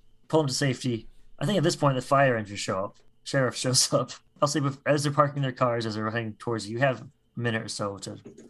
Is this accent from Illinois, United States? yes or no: no; Marlborough, Massachusetts, United States; I'm from Marlborough, Massachusetts. Which, of course, is where the corporate headquarters of Whole Foods is located.